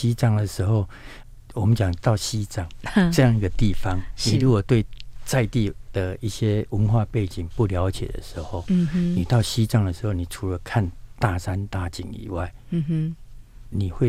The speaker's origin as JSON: {"language": "Chinese", "country": "Taiwan", "said": "所以说我们今天观光，我们台湾人去到大陆，想要找这样一个定点的一个模式，还是有啊。"}